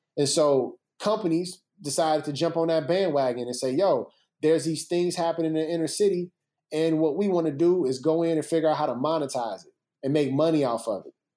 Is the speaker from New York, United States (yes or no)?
no; Chicago, Illinois, United States; growing up in Chicago was amazing.